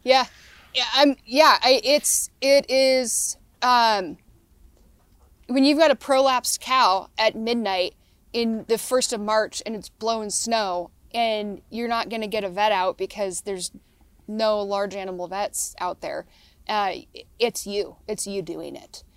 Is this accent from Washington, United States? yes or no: yes; Selah, Washington, United States; I grew up in Sela, which is, like, hard orchard country